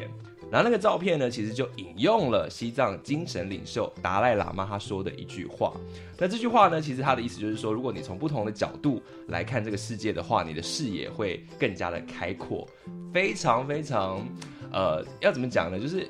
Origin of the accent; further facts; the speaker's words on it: Taiwan; 就如同我们台湾人很熟悉的嘛